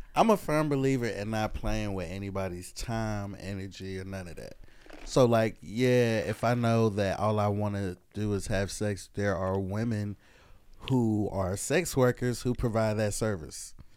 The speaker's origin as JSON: {"language": "English", "region": "the Carolinas", "country": "United States", "also_born_or_lived": "Oakland, California", "said": "from the Carolinas, but I was born in Oakland"}